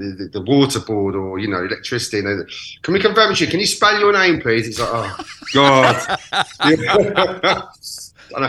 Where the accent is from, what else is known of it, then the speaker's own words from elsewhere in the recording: Birmingham, West Midlands, United Kingdom; now in Brighton, United Kingdom; I'm originally from Birmingham.